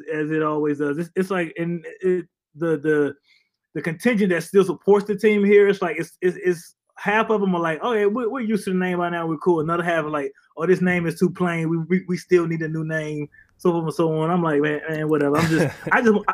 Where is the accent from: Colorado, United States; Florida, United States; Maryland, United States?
Maryland, United States; Landover; moved away as an adult; also born or lived in Bristol, Connecticut; I'm from the D.C. area, grew up in Maryland.